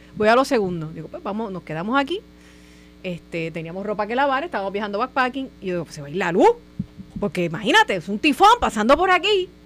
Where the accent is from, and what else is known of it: Puerto Rico